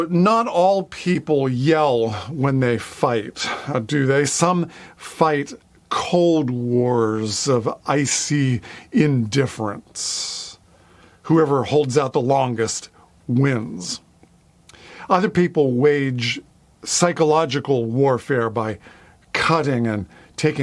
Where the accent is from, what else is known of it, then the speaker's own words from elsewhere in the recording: near Pittsburgh, Pennsylvania, United States; I grew up near Pittsburgh, Pennsylvania, the city of Three Rivers.